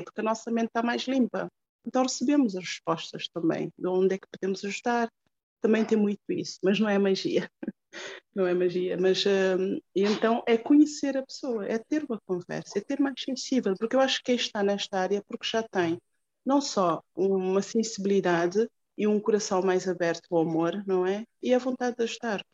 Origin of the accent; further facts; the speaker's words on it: Cape Verde; moved away; foi há 20 anos, quando eu saí de Cabo Verde